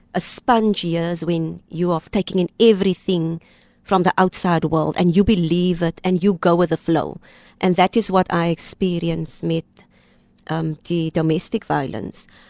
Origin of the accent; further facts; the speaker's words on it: Kraaifontein, Western Cape, South Africa; Ons is eintlik van Kraaifontein